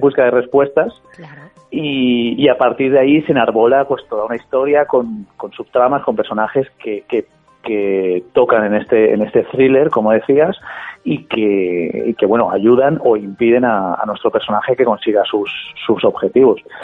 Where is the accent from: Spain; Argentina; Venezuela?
Spain; Valencian Community; soy, de esta tierra, soy valenciano